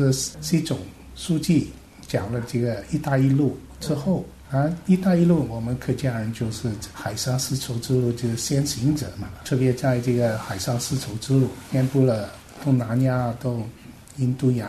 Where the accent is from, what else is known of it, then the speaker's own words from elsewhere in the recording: Guangdong, China; now in Hong Kong; 小的时候就是爸爸妈妈提醒我们，我们家乡就是中国的广东，